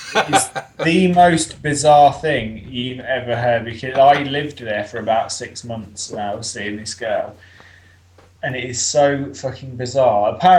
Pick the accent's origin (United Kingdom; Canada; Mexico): United Kingdom; Leicester, East Midlands; I'm from Leicester, which is almost bang in the middle of the UK.